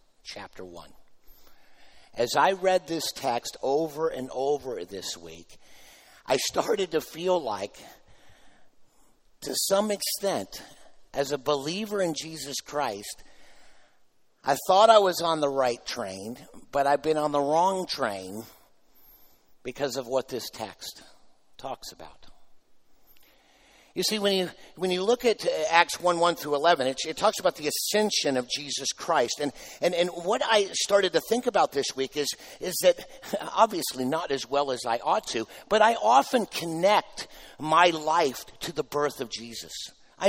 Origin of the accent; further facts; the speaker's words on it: United States; I'm an American